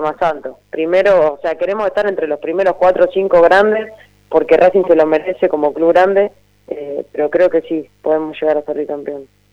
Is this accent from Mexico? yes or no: no; Mechita, Buenos Aires Province, Argentina; mi pueblo, en Mechita